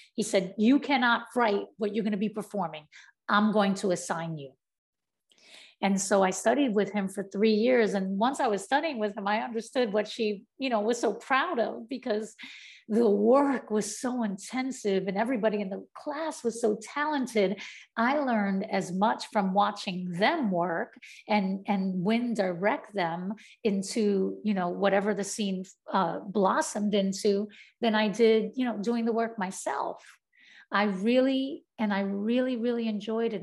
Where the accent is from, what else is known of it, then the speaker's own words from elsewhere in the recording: New York City, New York, United States; growing up in Brownsville, I just wanted to be like a part of my community